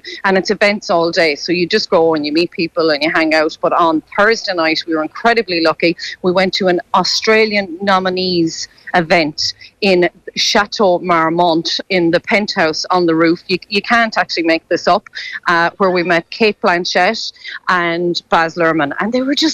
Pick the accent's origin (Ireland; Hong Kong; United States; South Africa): Ireland